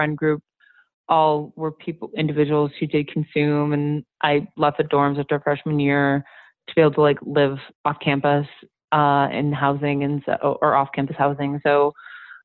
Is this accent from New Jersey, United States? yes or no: no; Milwaukee, Wisconsin, United States; moved away; also born or lived in Madison, Wisconsin; I was born and raised in Milwaukee, Wisconsin